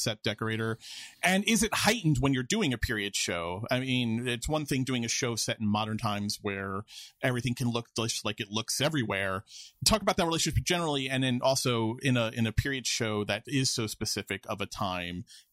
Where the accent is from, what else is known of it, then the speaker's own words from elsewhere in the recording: New York City, New York, United States; I grew up in Queens.